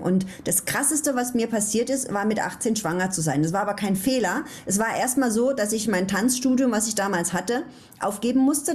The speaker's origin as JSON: {"language": "German", "town": "Ludwigshafen", "region": "Rhineland-Palatinate", "country": "Germany", "said": "Ich komme ja aus Ludwigshafen"}